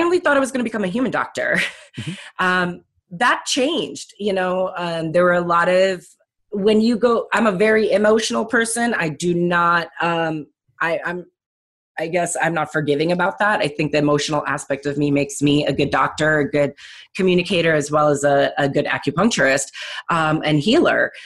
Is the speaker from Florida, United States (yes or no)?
no; Chicago, Illinois, United States; also born or lived in California; I'm actually a Chicagoland native, uh, born and raised, and went to Barrington High School